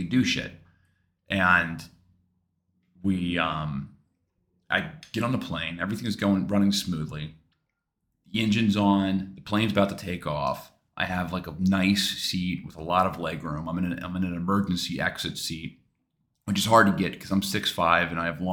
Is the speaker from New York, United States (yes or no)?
yes; New York, United States; I'm a New Yorker